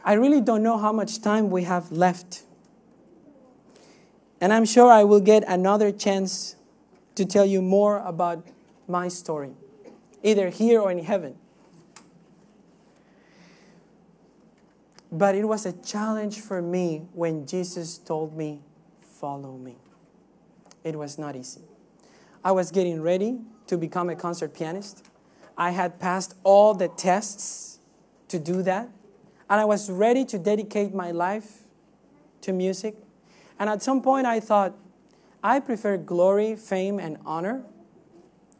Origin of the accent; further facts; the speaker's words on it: Cuba; moved away; I come from Cuba. Cuba is a communist country.